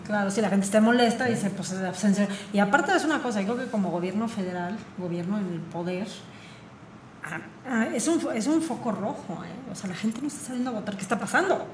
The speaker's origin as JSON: {"language": "Spanish", "region": "Querétaro", "country": "Mexico", "said": "ya somos pocos queretanos"}